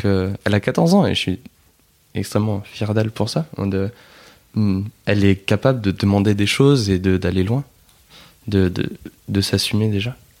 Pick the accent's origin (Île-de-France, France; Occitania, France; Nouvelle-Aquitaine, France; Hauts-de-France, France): Hauts-de-France, France; Nord; On est du Nord